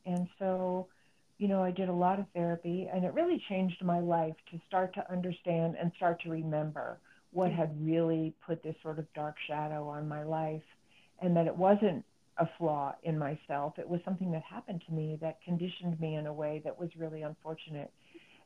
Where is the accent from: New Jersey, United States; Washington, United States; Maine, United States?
New Jersey, United States; now in New Mexico, United States; I grew up in New Jersey